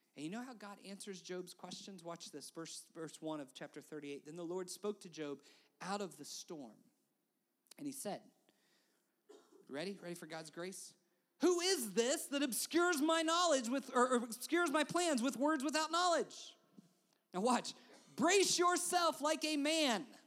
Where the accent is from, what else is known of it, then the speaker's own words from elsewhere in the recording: West Virginia, United States; I'm from West Virginia